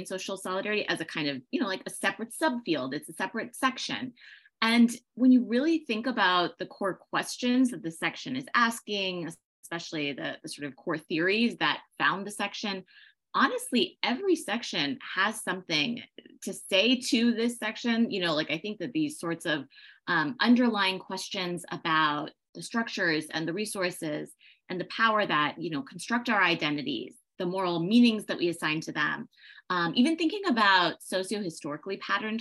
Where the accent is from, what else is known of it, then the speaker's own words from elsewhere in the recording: Northern Virginia, United States; moved away as an adult; also born or lived in Berlin, Germany; now in Los Angeles, United States; born in Berlin, Germany, and I grew up in Northern Virginia